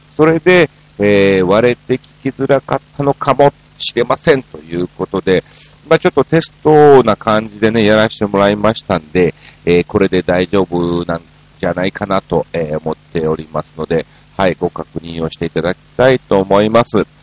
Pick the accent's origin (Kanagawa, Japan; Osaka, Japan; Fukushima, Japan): Osaka, Japan; moved away as an adult; now in Tokyo, Japan; 大阪出身っていうのはご存